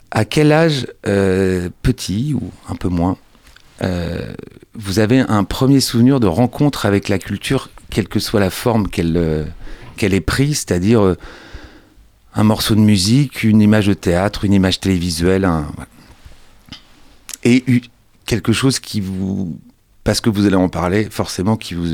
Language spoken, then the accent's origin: French; Angers, Pays de la Loire, France; moi, je suis né à Angers.